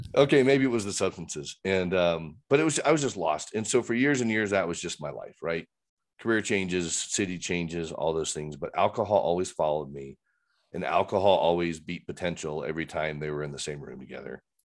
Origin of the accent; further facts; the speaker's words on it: Fort Wayne, Indiana, United States; now in Littleton, United States; grew up in Fort Wayne, Christian home, aunts, uncles, cousins, everybody was in Fort Wayne